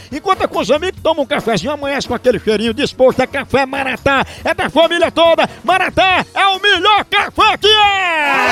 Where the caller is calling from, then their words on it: Boa Vista, Roraima, Brazil; eu sou de Boa Vista, Roraima.